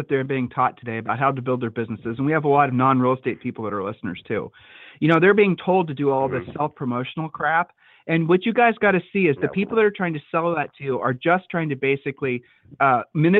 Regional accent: Ohio, United States; We're from Ohio

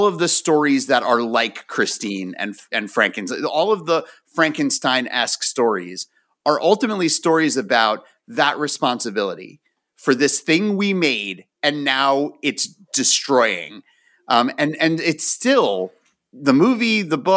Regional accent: United States; also born or lived in Florida; I grew up right outside of New York City

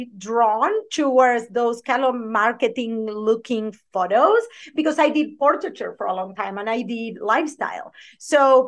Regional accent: Argentina; English is a second language; moved away as an adult; now in United States; I have a thick accent, if you don't haven't noticed, I am originally from Argentina

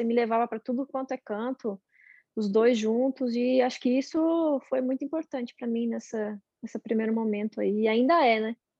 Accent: São Bernardo do Campo, São Paulo, Brazil; Sou de São Bernardo.

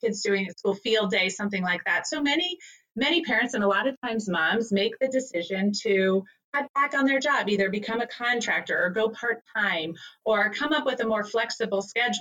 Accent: Northern New Jersey, United States; I'm from Northern New Jersey

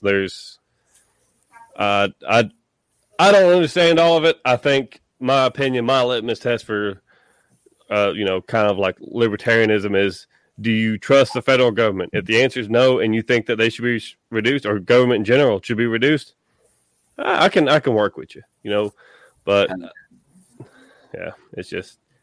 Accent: Tennessee, United States; my home state of Tennessee

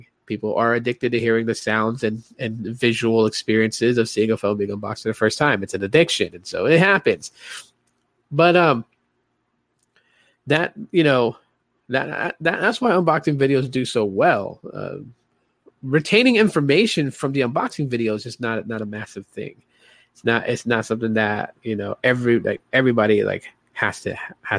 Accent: Guam; moved away; also born or lived in Hawaii; I grew up in Guam, man. So I lived in Guam. I lived in Hawaii

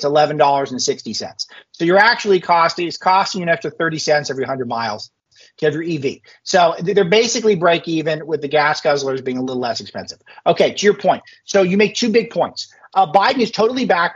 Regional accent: Los Angeles, California, United States; growing up in West LA as I did

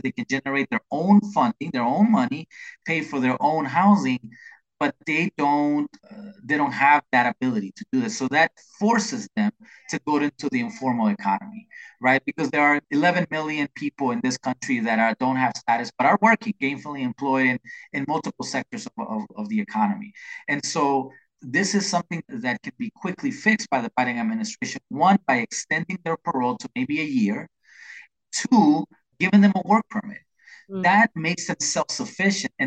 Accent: El Salvador; now in Washington, D.C. area, United States; I am from El Salvador, right? And I came in the late 70s when there were very few Salvadorans

